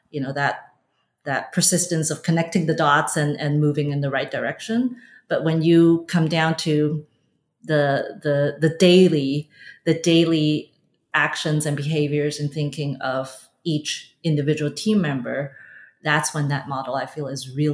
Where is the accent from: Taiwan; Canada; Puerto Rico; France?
Canada; Vancouver, British Columbia; I grew up in Vancouver.